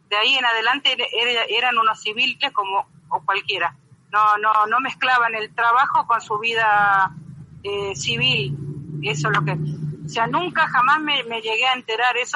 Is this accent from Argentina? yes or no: yes; Argentina; yo soy argentina. Antes que nada me pongo la camiseta de Argentina.